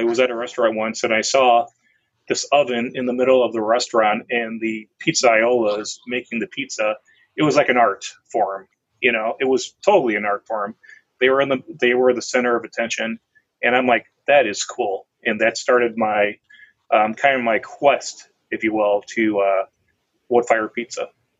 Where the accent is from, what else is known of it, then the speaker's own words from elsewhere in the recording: Chicago, Illinois, United States; I am from the Chicago area